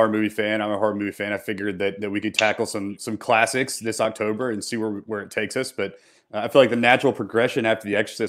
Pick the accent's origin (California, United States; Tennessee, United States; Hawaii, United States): Tennessee, United States; Bartlett; we both grew up in Memphis. I grew up in Bartlett. I'm an only child. My parents both worked.